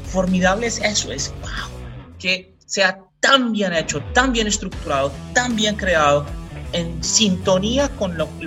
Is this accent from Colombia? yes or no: yes; Colombia; aquí en Colombia yo soy mitad colombiano, mitad portugués, pero pues aquí en los países caribeños son